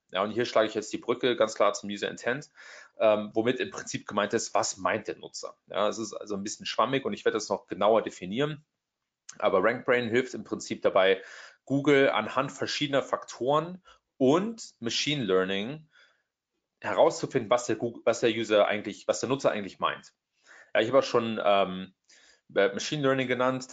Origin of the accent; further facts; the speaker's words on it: Trier, Rhineland-Palatinate, Germany; moved away as an adult; also born or lived in Hamburg, Germany; now in Silicon Valley, United States; ich bin aus Deutschland ursprünglich, ähm, aus der Ecke Trier